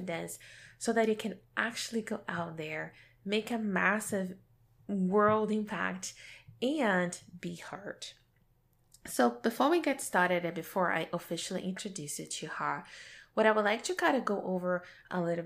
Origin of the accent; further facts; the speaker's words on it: Brazil; my growing up in Brazil